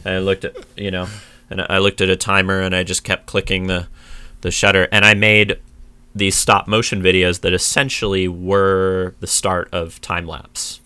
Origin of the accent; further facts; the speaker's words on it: San Diego, California, United States; I grew up in a suburb in San Diego